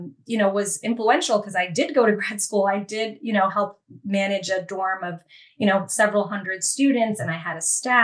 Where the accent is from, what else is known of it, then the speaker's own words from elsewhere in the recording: New Jersey, United States; I grew up in a great suburban town in New Jersey with a great education